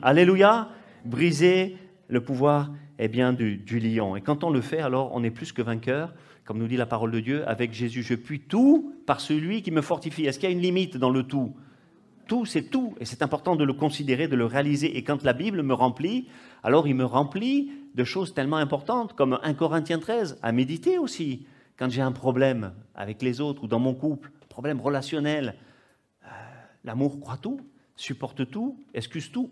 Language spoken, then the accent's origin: French; Corsica, France; chez moi en Corse